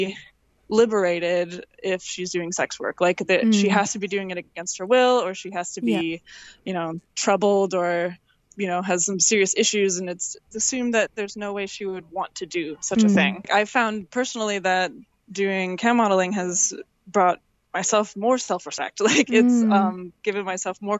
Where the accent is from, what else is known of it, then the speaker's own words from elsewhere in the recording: Midwest, United States; I'm from the Midwest in the United States